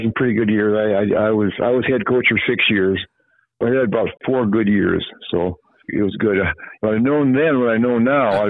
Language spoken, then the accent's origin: English; Hudson, South Dakota, United States; also born or lived in Parkston, South Dakota; I was from Hudson.